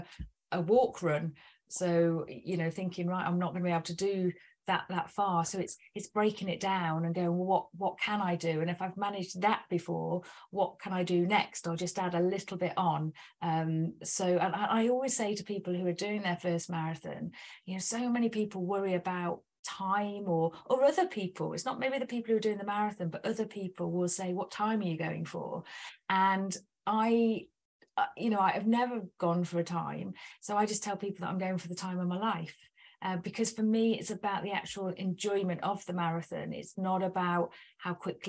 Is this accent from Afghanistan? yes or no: no; United Kingdom; we're British